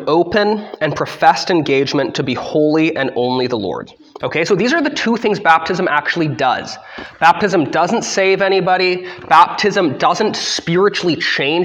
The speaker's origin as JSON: {"language": "English", "country": "Canada", "said": "I'm under the Queen's rule as a Canadian"}